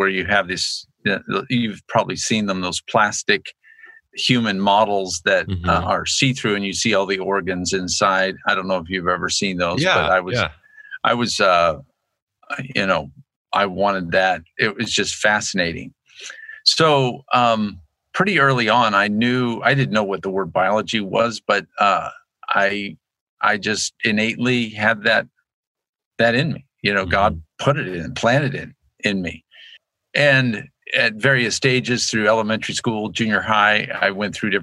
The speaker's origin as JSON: {"language": "English", "town": "Annapolis", "region": "Maryland", "country": "United States", "tie": "born or raised there", "also_born_or_lived": "Lynchburg, Virginia", "moved": "yes", "lives_now": "Moscow, United States", "said": "growing up in Annapolis, Maryland"}